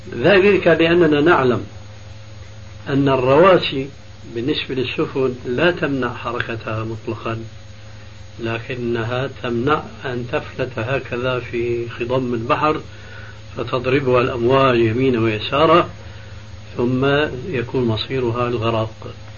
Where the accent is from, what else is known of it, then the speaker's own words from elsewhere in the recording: Syria; عندنا في بلاد الشام